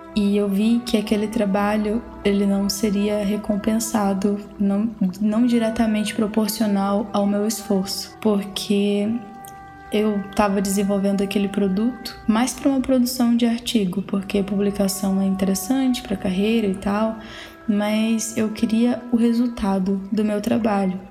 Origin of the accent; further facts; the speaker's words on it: Aurora do Pará, Pará, Brazil; moved away as an adult; also born or lived in Fortaleza; now in Pelotas, Brazil; eu sou paraense